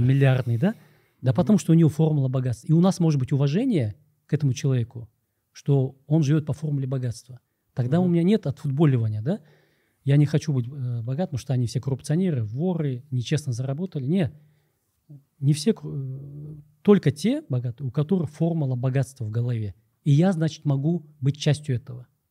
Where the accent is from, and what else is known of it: Kyrgyzstan